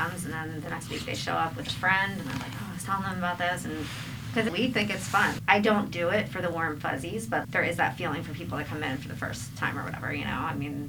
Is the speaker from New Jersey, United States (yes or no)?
yes; Voorhees, New Jersey, United States; also born or lived in Colorado; now in Philadelphia, United States; I am originally from Voorhees, New Jersey.